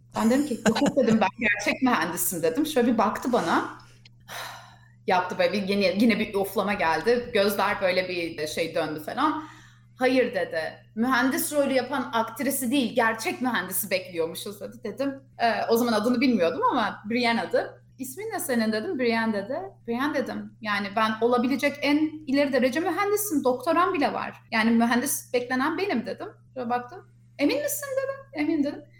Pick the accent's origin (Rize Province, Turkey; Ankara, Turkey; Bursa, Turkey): Ankara, Turkey; moved away as an adult; now in United States; Ankara doğumluyum. Ankara'da büyüdüm, okula Ankara'ya gittim